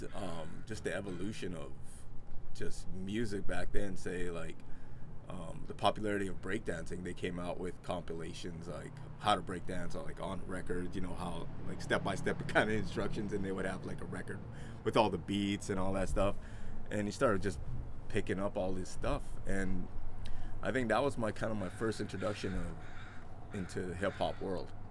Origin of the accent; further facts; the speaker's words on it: Winnipeg, Manitoba, Canada; also born or lived in Mansfield, Ohio, United States; now in Vancouver, Canada; I grew up in like Winnipeg, one of the coldest cities in Canada